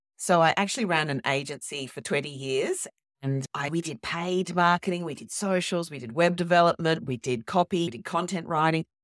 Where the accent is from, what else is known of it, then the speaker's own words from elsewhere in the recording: Australia; I'm actually Australian